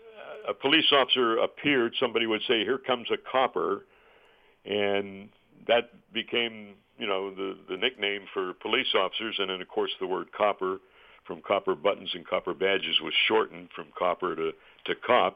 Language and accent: English; Pittsburgh, Pennsylvania, United States; my hometown station at KDKA in Pittsburgh